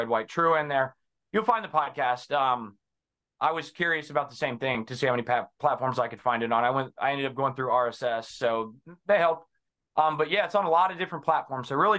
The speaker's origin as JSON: {"language": "English", "town": "Cincinnati", "region": "Ohio", "country": "United States", "tie": "born or raised there", "said": "I am from Cincinnati, Ohio, born and bred, been around this area."}